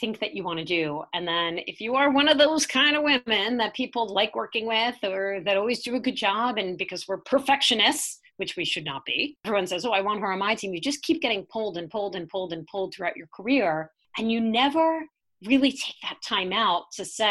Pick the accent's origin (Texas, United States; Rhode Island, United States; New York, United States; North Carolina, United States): New York, United States; New York City; I grew up in Staten Island, New York.